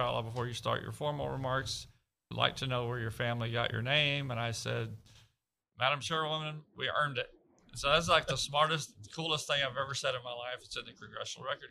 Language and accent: English; Devine, Texas, United States; I grew up in South Texas, Southwest Texas, in Devine, Medina County, Texas